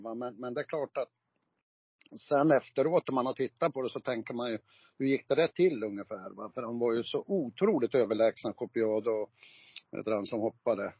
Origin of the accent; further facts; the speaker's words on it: Gävle, Gävleborg County, Sweden; Fjärde, fjärde Tvärgatan var jag född på, men det finns ju inte kvar utan heter väl Brynäsgränd nu